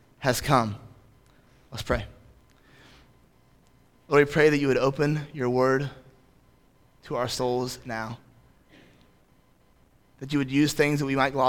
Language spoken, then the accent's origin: English; United States; as American Christians